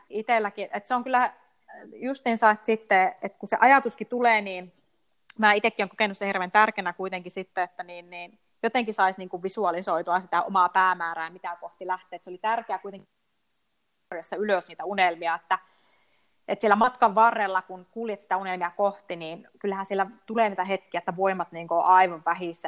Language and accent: Finnish; Rovaniemi, Lapland, Finland; moved away as an adult; palasin Suomeen ja palasin nimenomaan Rovaniemelle